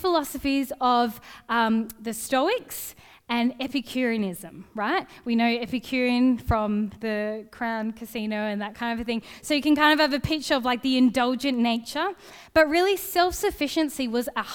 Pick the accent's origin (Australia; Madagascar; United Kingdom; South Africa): Australia; Gosnells, Western Australia; I grew up in Gosnells